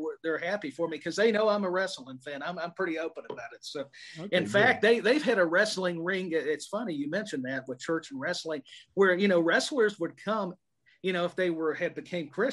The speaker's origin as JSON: {"language": "English", "town": "Columbia", "region": "Tennessee", "country": "United States", "tie": "born or raised there", "said": "I'm an East Tennessee guy, but, Columbia is my hometown"}